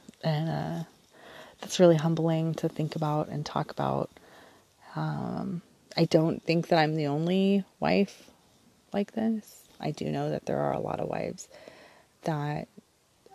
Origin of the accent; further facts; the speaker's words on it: Southern California, United States; moved away as an adult; also born or lived in Orange County, California; now in Southern Oregon, United States; We were raised in Southern California